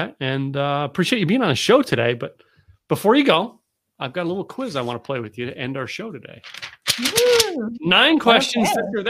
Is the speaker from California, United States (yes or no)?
no; Pennsylvania, United States; moved away; also born or lived in Massachusetts / New Hampshire; I grew up in Pennsylvania.